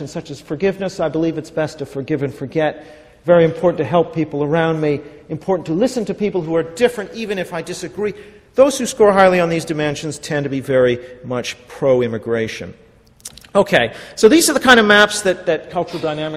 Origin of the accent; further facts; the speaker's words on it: Vancouver, British Columbia, Canada; I'm from Vancouver, Canada